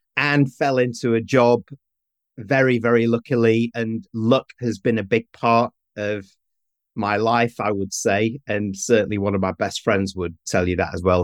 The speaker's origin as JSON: {"language": "English", "town": "Manchester", "region": "North West England", "country": "United Kingdom", "tie": "born or raised there", "moved": "yes", "said": "I'm from the north of England. I'm from Manchester."}